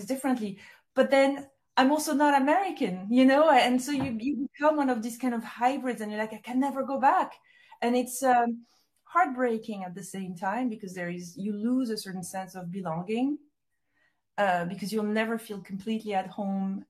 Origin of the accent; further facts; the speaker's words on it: Corsica, France; moved away as an adult; also born or lived in Paris, France / New York, United States; now in London, United Kingdom; my childhood in Corsica, growing up in France, my move to the US. I think I was there for 12 years or a little more.